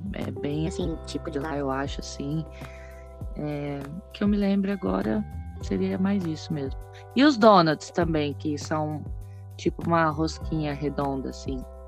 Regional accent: Três Lagoas, Mato Grosso do Sul, Brazil; also born or lived in United States; now in Porto Alegre, Brazil; eu sou de Três Lagoas, Mato Grosso do Sul. Atualmente estou trabalhando aqui em Porto Alegre

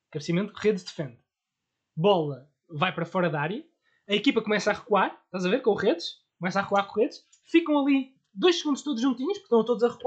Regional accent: Porto, Norte, Portugal; Eu sou do Porto, graças a Deus.

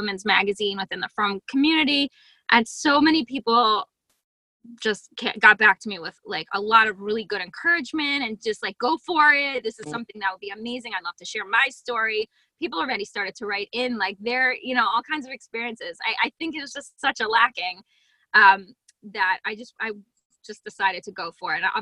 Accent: Harrisburg, Pennsylvania, United States; Harrisburg, Pennsylvania

